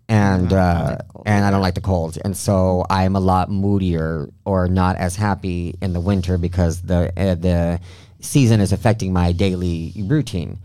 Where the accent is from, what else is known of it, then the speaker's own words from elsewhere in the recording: Del Rio, Texas, United States; moved away; also born or lived in Mexico; my hometown del rio